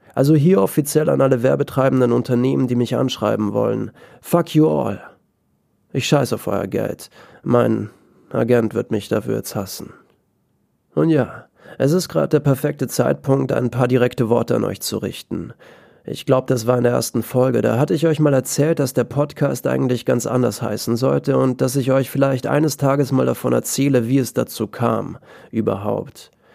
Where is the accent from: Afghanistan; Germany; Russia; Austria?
Austria; ich bin aus Österreich